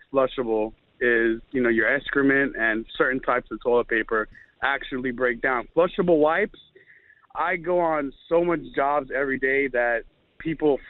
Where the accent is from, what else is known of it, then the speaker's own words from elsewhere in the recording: Miami, Florida, United States; I'm from Miami